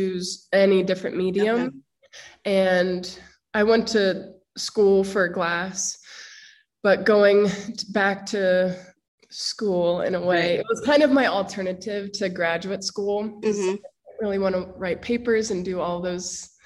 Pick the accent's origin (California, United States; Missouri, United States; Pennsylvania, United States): Pennsylvania, United States; Harrisburg; I grew up in Harrisburg, Pennsylvania, which is the capital